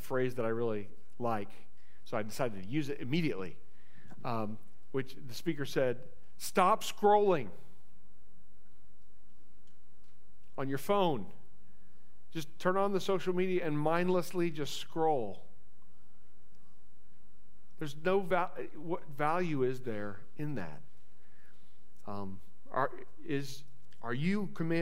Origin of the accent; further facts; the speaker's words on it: Indiana, United States; moved away as an adult; also born or lived in Central Ohio; now in Ohio, United States; I grew up in Indiana. I grew up on the Illinois side of Indiana.